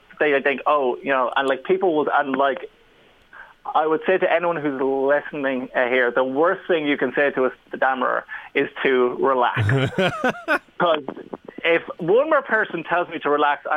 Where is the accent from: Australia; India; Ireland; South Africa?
Ireland; I'm Irish